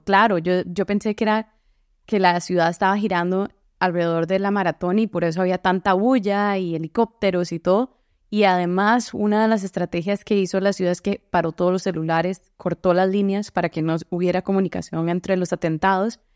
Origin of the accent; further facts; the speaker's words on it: San José, Costa Rica; moved away as an adult; also born or lived in Boston; now in Seattle, United States; Soy de San José y crecí ahí